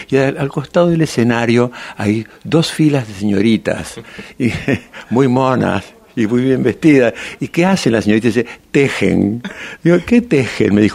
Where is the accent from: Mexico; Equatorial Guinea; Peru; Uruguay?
Uruguay; Montevideo; born there; nacido em Uruguai em Montevideo, e minha madre era nacida na Argentina, en Buenos Aires. Entonces yo soy rioplatense